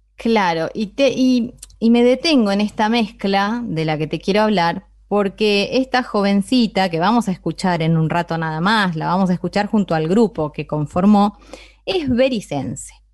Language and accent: Spanish; Berisso, Buenos Aires Province, Argentina; yo soy bericense, pero soy bonaerense